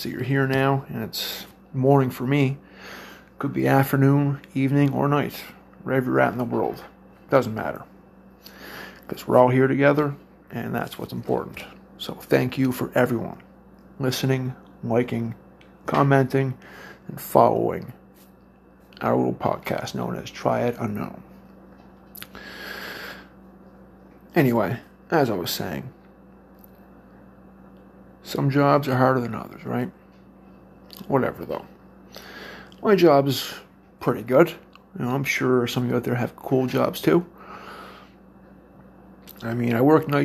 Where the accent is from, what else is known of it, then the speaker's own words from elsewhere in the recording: Cape Breton Island, Nova Scotia, Canada; moved away as an adult; now in Brandon, Canada; I'm from the East Coast. Cape Breton Island, to be exact. I flew here about 4 years ago.